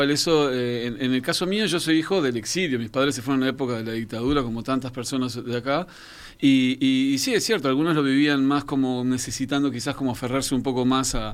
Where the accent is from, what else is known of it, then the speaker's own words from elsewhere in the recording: France; born there; Yo nací en Francia y por ende, si bien soy hijo de uruguayos, eh, mi, marco musical primario fue un poco en Francia, los primeros años de mi vida.